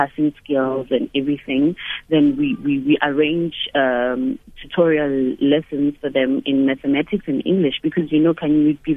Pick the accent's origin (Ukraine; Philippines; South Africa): South Africa; Soweto, Gauteng; born and bred in Soweto